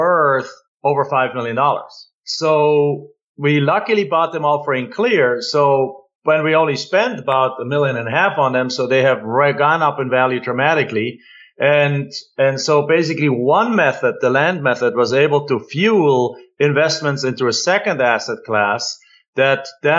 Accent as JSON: {"language": "English", "country": "Germany", "moved": "as an adult", "lives_now": "United States", "said": "I'm an immigrant from Germany."}